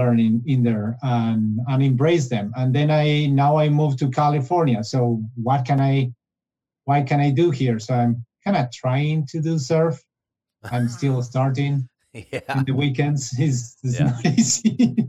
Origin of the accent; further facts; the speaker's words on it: Buenos Aires, Argentina; moved away as an adult; also born or lived in Mendoza, Argentina / Mexico City, Mexico / Italy; I moved back to Argentina, but in this case, to the capital, to Buenos Aires, where I finished my the school, the university as a industrial engineer.